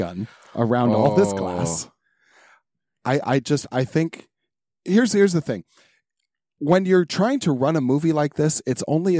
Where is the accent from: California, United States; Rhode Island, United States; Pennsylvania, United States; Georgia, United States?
California, United States; San Diego; I was born in San Diego.